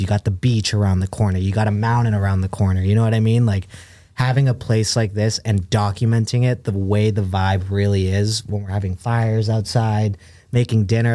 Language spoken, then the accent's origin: English; Brookline, Massachusetts, United States; also born or lived in Caracas, Venezuela; Then I moved to the United States when I was when I was around two years old. So I moved straight to Boston. Grew up in uh, Brookline, Massachusetts.